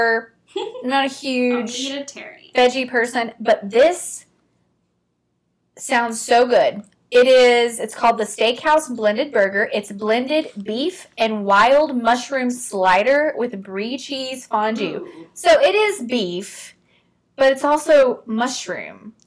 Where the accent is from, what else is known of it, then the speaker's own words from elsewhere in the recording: Arkansas, United States; I'm not from New England. Yeah, I'm from Arkansas